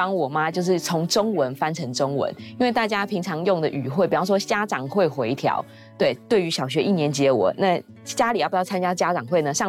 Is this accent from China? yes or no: no; Sanchong, New Taipei, Taiwan; 因为我从小就是在三重长大嘛，就是台北市旁边的一个卫星城市。